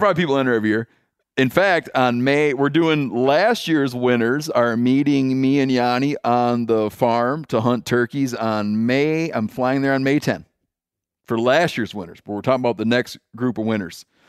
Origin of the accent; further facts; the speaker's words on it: Michigan, United States; I grew up in Michigan and I graduated high school in nineteen ninety-two